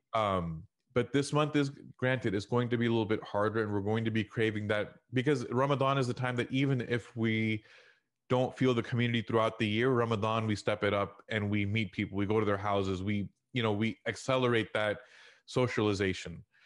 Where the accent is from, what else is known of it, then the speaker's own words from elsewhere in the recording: Houston, Texas, United States; I grew up in Houston in the Al Ajwan era